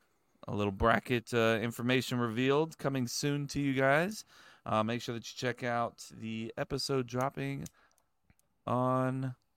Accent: England, United Kingdom; Well, I'm English.

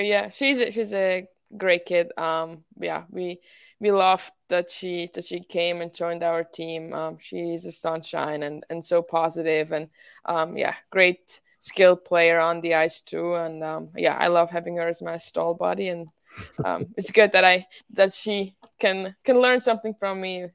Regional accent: Winterthur, Zurich, Switzerland; English is a second language; now in United States; I joined my home club team, Ehatse Winterthur

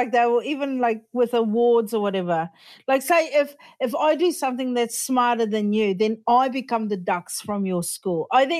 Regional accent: Australia; I'm from small town Australia.

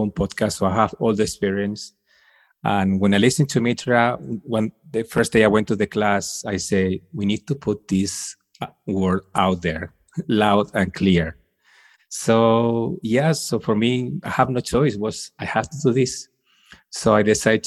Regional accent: Spain; I'm from Spain

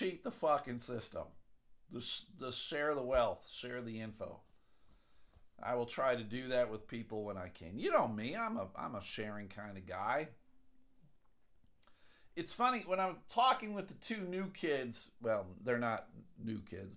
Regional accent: Buffalo, New York, United States; I grew up in Buffalo.

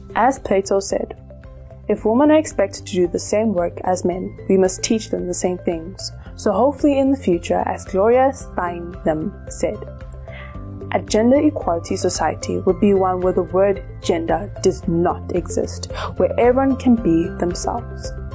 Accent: South Africa; Growing up in South Africa

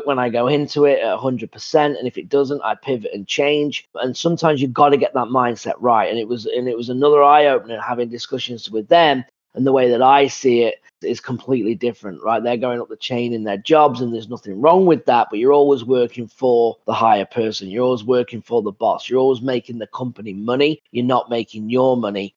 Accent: England, United Kingdom; moved away as an adult; I'm from England.

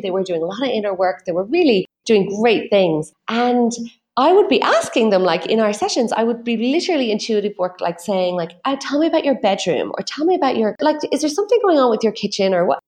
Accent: Ireland; my own background as an Irish person

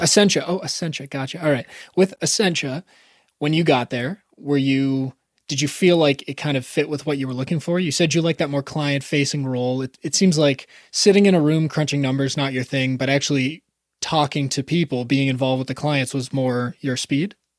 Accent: Canada; I'm actually Canadian

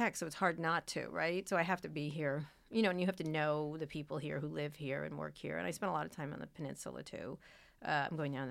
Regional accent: Philadelphia, Pennsylvania, United States; born there; also born or lived in New Jersey / Roslyn Harbor, New York; I grew up in, I was born in Philadelphia. We moved to New Jersey briefly, then to New York, to near Roslyn Harbor. It's a town in the North Shore of Long Island.

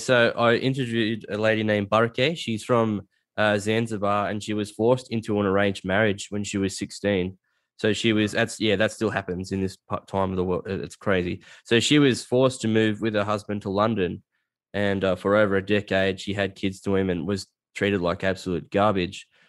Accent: Australia; I'm from a bush town, like a little country town

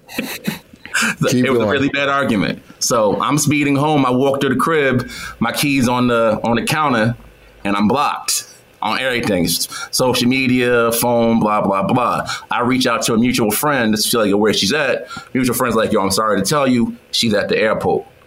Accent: New York, United States; moved away as an adult; also born or lived in Atlanta; I'm from New York

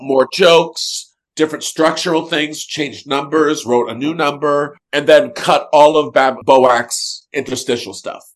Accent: San Diego, California, United States; I grew up in San Diego

